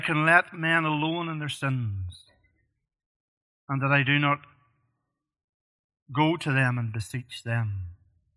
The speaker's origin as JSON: {"language": "English", "region": "Northern Ireland", "country": "United Kingdom", "tie": "born or raised there", "moved": "yes", "said": "I grew up in Northern Ireland as a young man"}